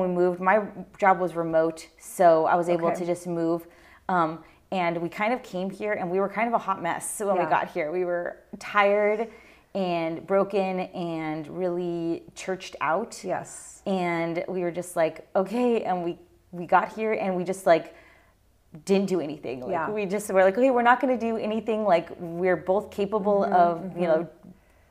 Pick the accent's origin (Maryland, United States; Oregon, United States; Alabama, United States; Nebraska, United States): Oregon, United States; Eugene; now in Southern Oregon, United States; I was born in Eugene.